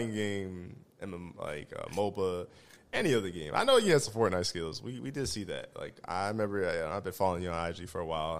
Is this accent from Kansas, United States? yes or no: no; Iowa, United States; we're from Iowa